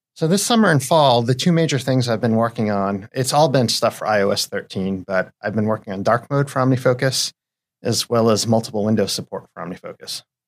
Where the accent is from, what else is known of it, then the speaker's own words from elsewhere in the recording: New England, United States; moved away as an adult; now in Seattle, United States; I am from New England.